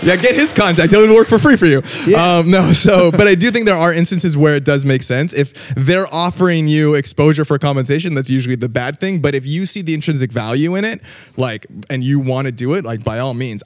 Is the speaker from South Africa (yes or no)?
no; Vancouver, British Columbia, Canada; now in Los Angeles, United States; Grew up, uh, grew up in Vancouver, um, which is a fantastic place